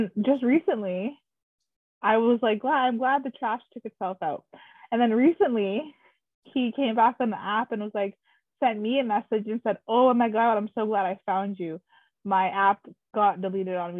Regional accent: Garden River First Nation, Northern Ontario, Canada; also born or lived in Ottawa; I grew up in Northern Ontario, like Grace, Garden River First Nation

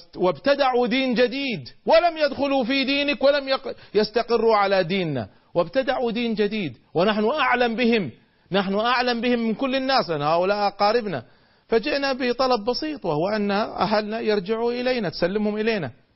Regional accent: Kuwait; عندنا في الكويت

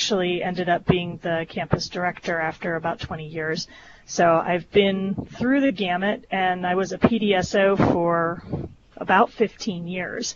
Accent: East Coast, United States; moved away as an adult; also born or lived in Washington, D.C.; now in Chicago, United States; I'm originally from the East Coast

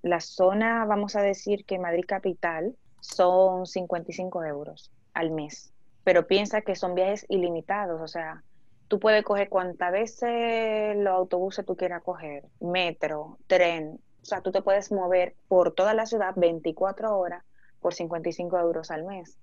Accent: Dominican Republic; moved away as an adult; now in Spain

